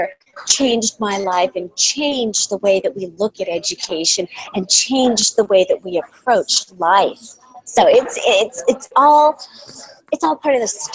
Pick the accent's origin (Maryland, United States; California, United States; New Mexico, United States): California, United States; moved away as an adult; We're from California